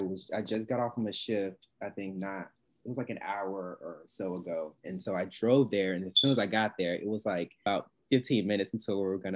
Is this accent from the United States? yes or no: yes; Mississippi, United States; I am from California. Actually, no, I'm just from Mississippi